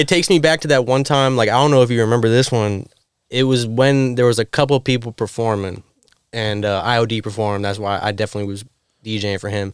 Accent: Florida, United States; now in New York City, United States; I'm from Florida

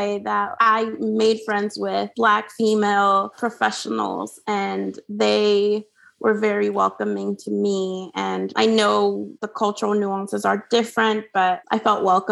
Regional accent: Honduras; English is a second language; moved away as an adult; now in United States; growing up in Honduras, I got pretty used to the culture there and my family and friends there. And so I actually, came to US for college

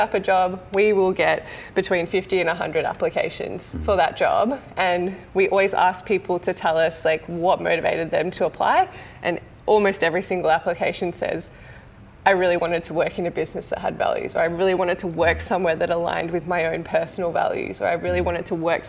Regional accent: Mornington Peninsula, Victoria, Australia; also born or lived in Melbourne; growing up on the Mornington Peninsula, there was literally no choice than to leave.

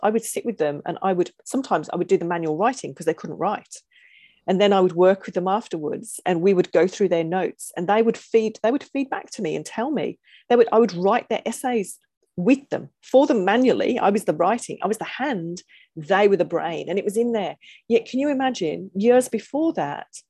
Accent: England, United Kingdom; moved away; being English

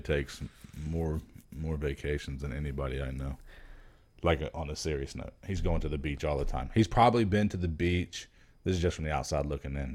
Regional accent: Miami, Florida, United States; I'm from Miami

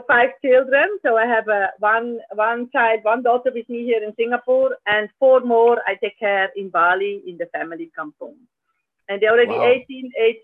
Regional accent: Zurich, Switzerland; I'm originally from Zurich, and I spent most of the time, my school time in Zurich.

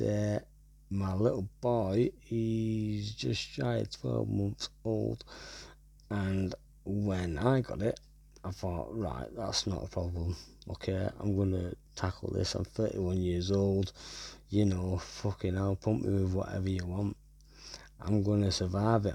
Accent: Wigan, North West England, United Kingdom; I'm from Wigan

